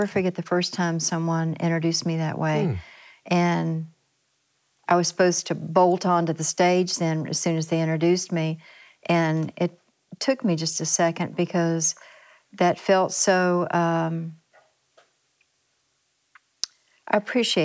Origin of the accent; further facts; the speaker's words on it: Ashland, Kentucky, United States; moved away as an adult; also born or lived in California; Born and raised in Ashland, Kentucky. So the roots are very deep